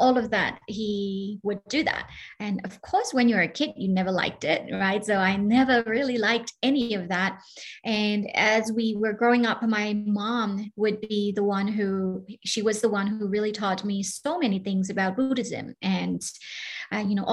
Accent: Myanmar; moved away; I'm originally from Burma, and growing up in Burma, it has been incredible

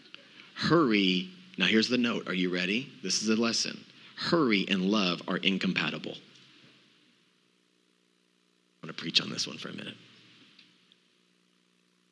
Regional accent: Texas, United States; I'm from Texas.

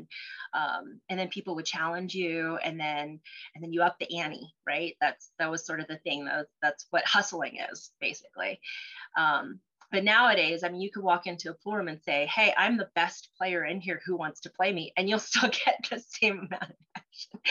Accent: Colorado, United States; first language Cantonese; English is a second language; also born or lived in Cholon, Vietnam; I'm a Colorado native. I consider myself a native. I've been here since I was three

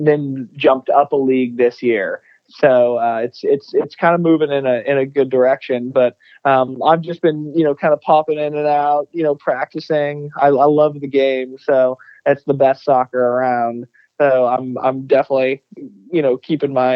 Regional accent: Texas, United States; now in Rochester, United States; growing up in Texas

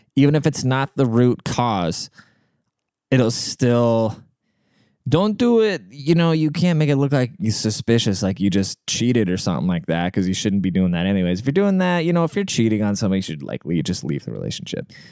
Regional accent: Seattle, Washington, United States; I'm from Seattle, like the most liberal place in the world.

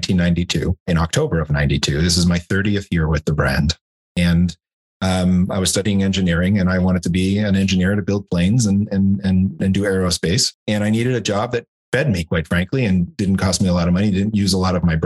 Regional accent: Canada; moved away as an adult; also born or lived in Europe / Switzerland; now in United States; I'm not from the US, I'm from Canada.

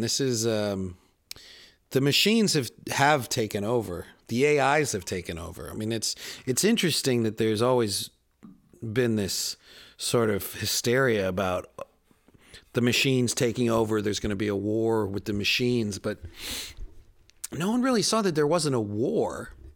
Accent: Chicago, Illinois, United States; moved away; also born or lived in Queens, New York; I'm a city boy. I grew up in Chicago

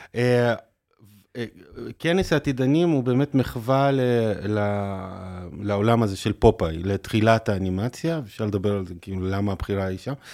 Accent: Haifa, Haifa District, Israel; גדלתי בחיפה

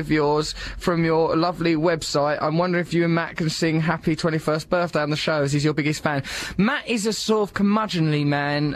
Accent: London, United Kingdom; everyone called me …, because I'm from London.

